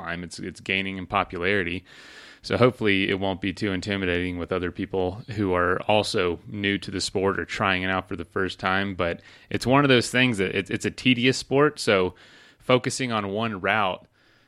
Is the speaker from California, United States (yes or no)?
no; Florida, United States; I'm from there